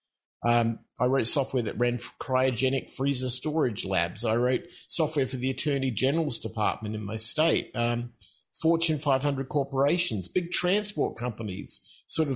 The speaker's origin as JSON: {"language": "English", "country": "Australia", "tie": "born or raised there", "also_born_or_lived": "Mexico", "moved": "as an adult", "said": "I'm from Australia originally, and I guess that starts the whole process off. And the other part, and I'm sure your listeners will appreciate it, is that I'm in my late 50s. So I grew up at a time when there were no rules. We were what we called free-range kids in Australia."}